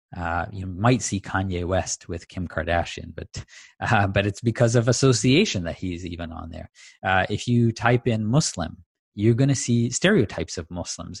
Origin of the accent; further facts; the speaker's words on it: Tanzania; as a kid, uh, growing up in Tanzania